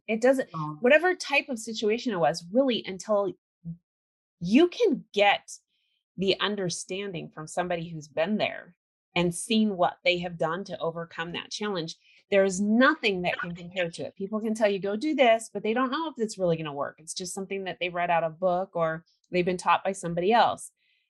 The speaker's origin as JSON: {"language": "English", "region": "California", "country": "United States", "tie": "born or raised there", "said": "I grew up in California, so."}